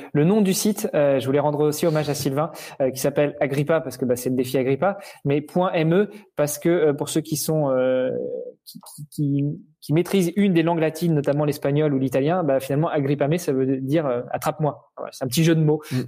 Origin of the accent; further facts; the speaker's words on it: Normandy, France; je suis normand